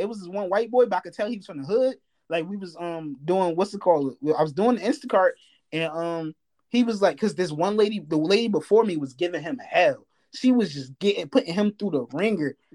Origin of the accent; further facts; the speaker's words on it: New Jersey, United States; moved away; I'm from Jersey